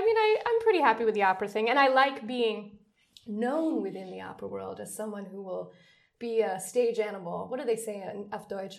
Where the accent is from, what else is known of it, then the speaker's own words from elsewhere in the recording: New York, United States; moved away as an adult; now in Berlin, Germany; Let's do the short version. I'm an opera singer. I'm from New York, USA, and I've lived in Berlin, Germany for almost 6 years.